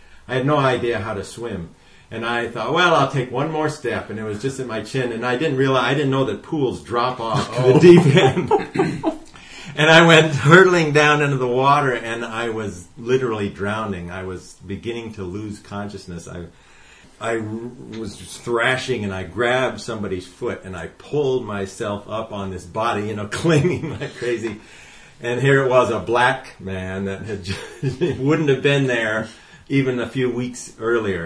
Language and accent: English; Detroit, Michigan, United States; I grew up in Detroit, Michigan, in the early 60s